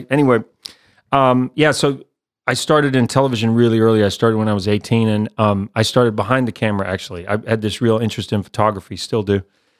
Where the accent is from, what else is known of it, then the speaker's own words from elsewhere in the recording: New Zealand; accent: mixed; Yeah. So, yeah, I'm from New Zealand, even though I've got this mixed up accent.